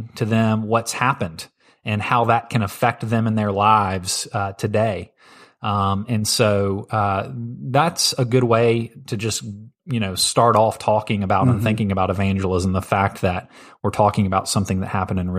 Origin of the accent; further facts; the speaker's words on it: St. Louis, Missouri, United States; also born or lived in Tennessee; Yeah, and I came from St. Louis, so I'm a Blues fan.